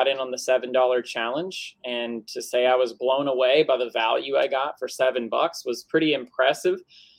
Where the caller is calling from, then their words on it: Tennessee, United States; West Tennessee.